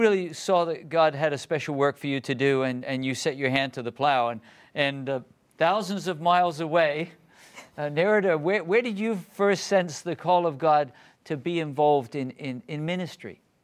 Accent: England, United Kingdom; I actually was born in England

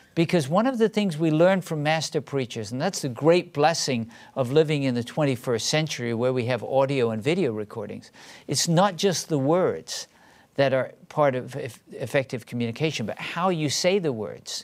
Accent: England, United Kingdom; first language English; moved away as an adult; now in United States; I grew up in a different country. I grew up in England.

